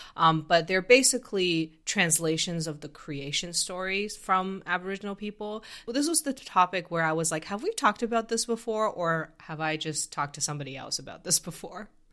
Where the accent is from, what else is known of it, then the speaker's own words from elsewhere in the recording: Canada; I come from Canada